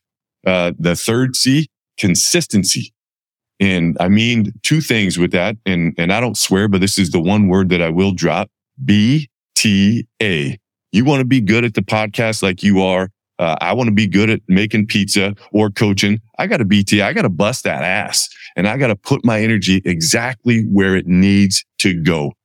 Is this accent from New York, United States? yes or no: no; Campbell, California, United States; I grew up in Campbell, California, and I have 8 brothers and sisters